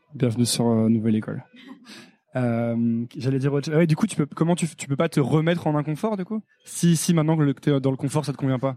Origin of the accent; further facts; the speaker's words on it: Savoie, Auvergne-Rhône-Alpes, France; also born or lived in Paris; J'ai grandi dans un village en Savoie